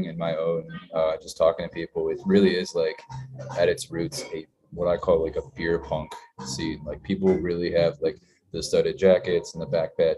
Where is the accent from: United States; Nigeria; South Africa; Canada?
United States; Binghamton, New York; moved away; I'm originally from Binghamton, New York, which is about an hour south of Syracuse, down 81